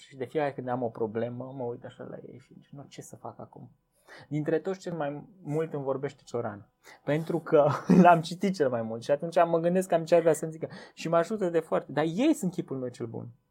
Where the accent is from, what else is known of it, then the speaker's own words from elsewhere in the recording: Viștea, Brașov County, Romania; now in Cluj-Napoca, Romania; eu când am venit de la Viștea în Cluj, eu stăteam acolo la Viștea, mie satul îmi spunea cine sunt.